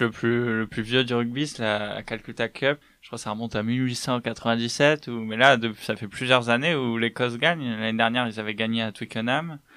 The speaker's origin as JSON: {"language": "French", "town": "Bordeaux", "region": "Nouvelle-Aquitaine", "country": "France", "said": "je viens de Bordeaux"}